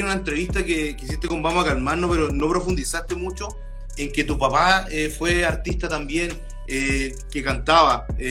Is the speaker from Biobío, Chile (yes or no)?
yes; Lota, Biobío, Chile; yo igual soy de región, más al sur que tú, soy de Lota